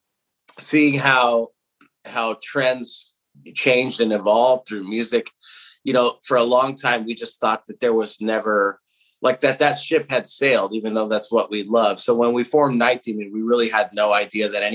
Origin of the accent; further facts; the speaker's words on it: Southern California, United States; we come from Southern California, where we've been dominated by punk and hardcore, especially the town that we came from